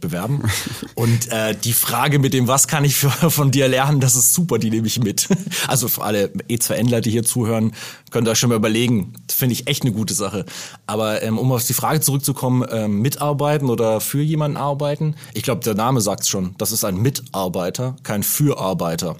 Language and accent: German; Germany; als Deutscher